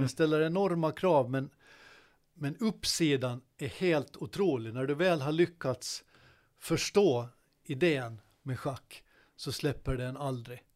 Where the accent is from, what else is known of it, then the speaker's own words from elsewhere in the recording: Godby, Åland Islands; under min uppväxt i Godby